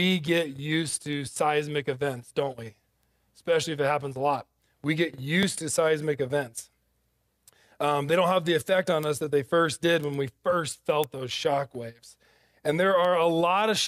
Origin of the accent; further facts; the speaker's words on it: Ridgecrest, California, United States; moved away; Ridgecrest, California. That's my hometown.